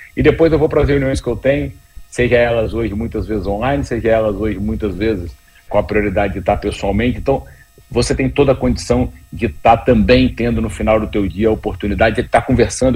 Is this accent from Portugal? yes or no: no; Vitória, Espírito Santo, Brazil; moved away as an adult; now in São Paulo, Brazil; sou do Espírito Santo e o Espírito Santo, na época, as pessoas pouco sabiam. Eu falava que eu era de Vitória